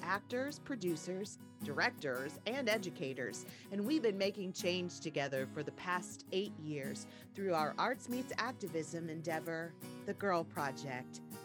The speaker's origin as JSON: {"language": "English", "region": "Ohio", "country": "United States", "said": "I'm from Ohio."}